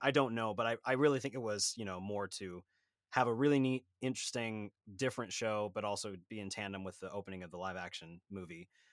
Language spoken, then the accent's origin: English; Sacramento, California, United States; I'm from Sacramento, California, so about four hundred miles north